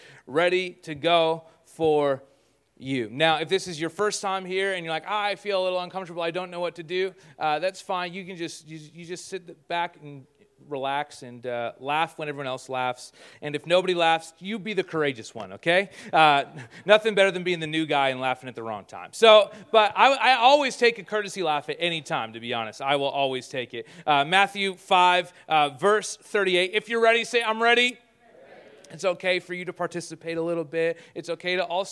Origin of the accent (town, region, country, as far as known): Canada